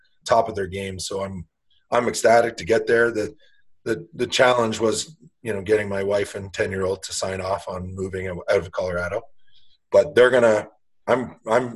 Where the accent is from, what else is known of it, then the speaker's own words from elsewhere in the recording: Peterborough, Ontario, Canada; growing up in Peterborough with that sort of tradition